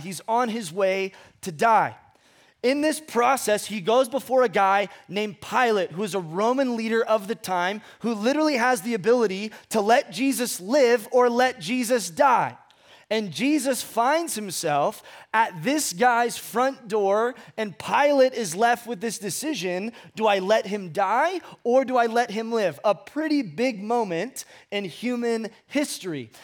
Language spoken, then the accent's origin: English; Ventura, California, United States; moved away as an adult; also born or lived in Fresno / Hume Lake; I grew up in Southern California, a place called Ventura